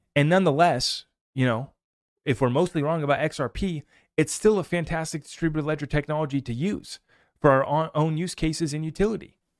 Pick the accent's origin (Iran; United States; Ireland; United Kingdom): United States; I'm an American